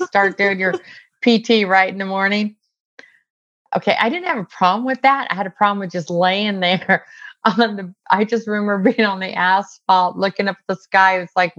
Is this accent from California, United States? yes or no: yes; San Diego, California, United States; I grew up military. I grew up in San Diego.